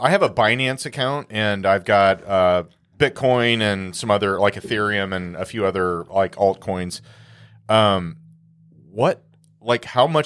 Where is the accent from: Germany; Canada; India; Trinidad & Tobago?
Trinidad & Tobago; I am from Trinidad.